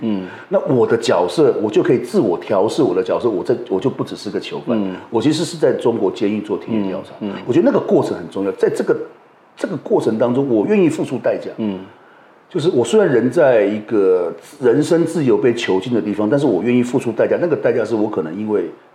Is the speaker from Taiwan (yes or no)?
yes; Taiwan; 我们是，台湾人